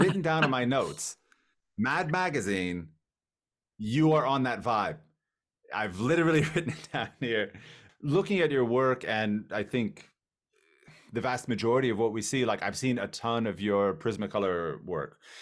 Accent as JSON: {"language": "English", "town": "Miami", "region": "Florida", "country": "United States", "said": "I'm from Miami, Florida"}